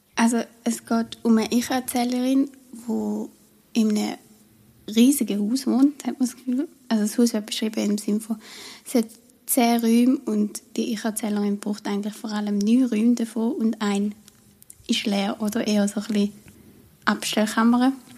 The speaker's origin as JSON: {"language": "German", "country": "Switzerland", "accent": "Swiss German"}